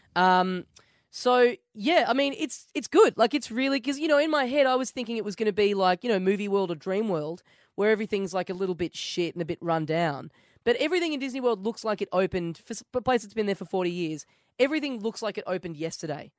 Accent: Australia; I'm from Australia.

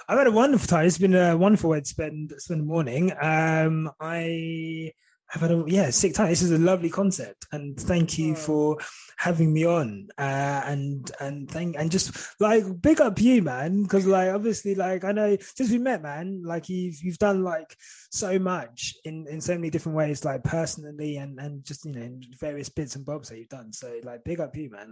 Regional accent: St Albans, East of England, United Kingdom; growing up in St Albans, I was very like white area

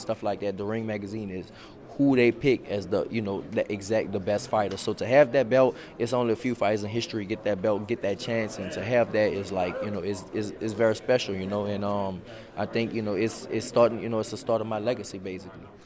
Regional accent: New Orleans, Louisiana, United States; also born or lived in Houston; I'm from New Orleans

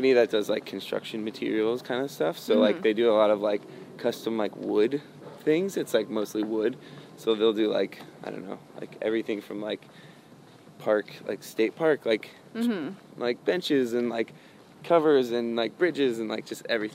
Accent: North Carolina, United States; also born or lived in Connecticut; she was born and raised in North Carolina, so she was, like, raised in the South, and that's where we grew up

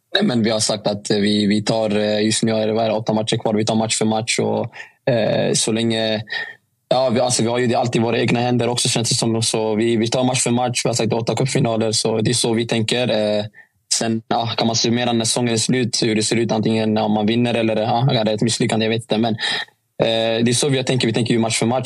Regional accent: Stockholm, Stockholm County, Sweden; moved away; Jag var hemma i Stockholm

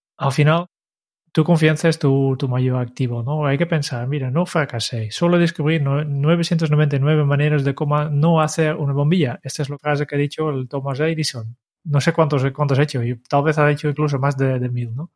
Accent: Netherlands; now in Spain; como holandés

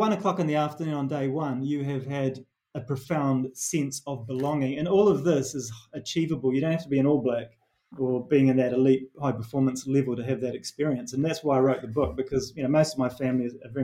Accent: New Zealand; accent: Kiwi; moved away; my Kiwi accent

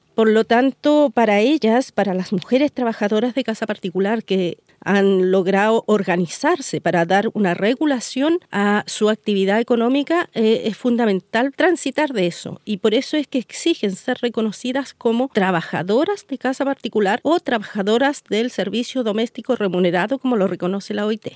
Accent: Chile; soy una mujer eh, de región, una mujer mapuche, comunera, que vive de la tierra y me volví a mi tierra

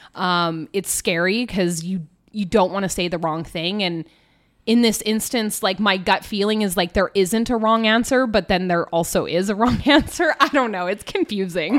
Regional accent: Canada; we're all Canadian

